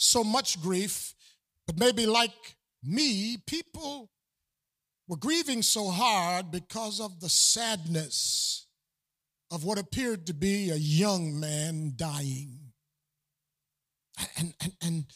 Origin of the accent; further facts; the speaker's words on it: Buffalo, New York, United States; my hometown of Buffalo, New York